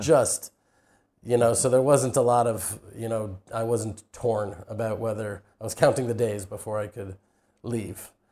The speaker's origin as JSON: {"language": "English", "town": "Houston", "region": "Texas", "country": "United States", "tie": "born or raised there", "moved": "as an adult", "lives_now": "Israel", "said": "I was raised in Houston, Texas"}